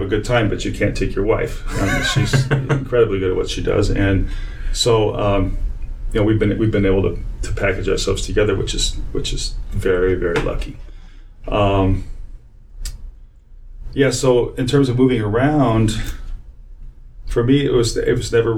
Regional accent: Arizona, United States; moved away as an adult; also born or lived in Texas / New York; now in Illinois, United States; I grew up in Arizona.

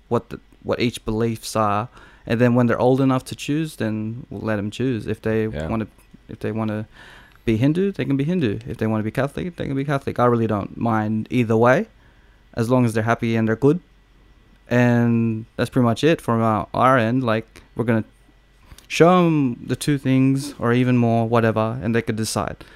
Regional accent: Australia; we're like the first generations Australians, so we're all Australian

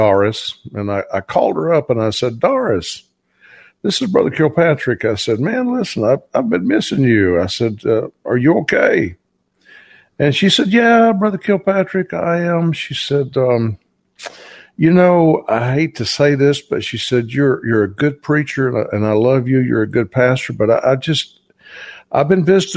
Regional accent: Georgia, United States; I'm from Georgia.

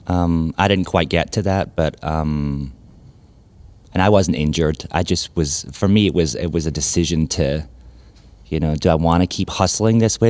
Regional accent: Glasgow, Scotland, United Kingdom; moved away as an adult; also born or lived in New York; now in Memphis, United States; I'm originally from Glasgow in Scotland.

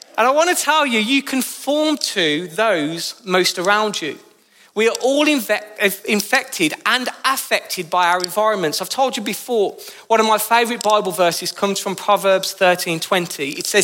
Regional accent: Birmingham, West Midlands, United Kingdom; accent: Brummy; now in Northampton, United Kingdom; I moved to Northampton in 2013, I did so with a heavily Brummy accent. You might not realise, but my beautiful accent is from Birmingham.

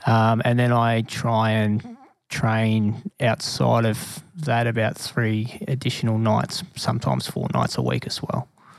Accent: Geelong, Victoria, Australia; moved away; So I'm from Geelong, from the South Barwon Corps down there.

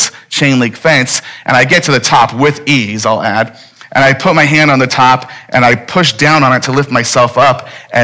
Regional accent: Phoenix, Arizona, United States; I'm from Phoenix. I'm a native

